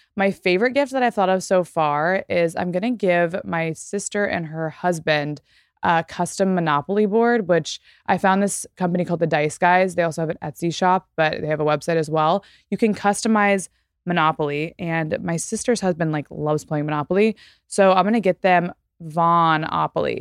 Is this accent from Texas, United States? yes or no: yes; Texas, United States; moved away; as a person who grew up in Texas, let's say, 'cause I don't live there anymore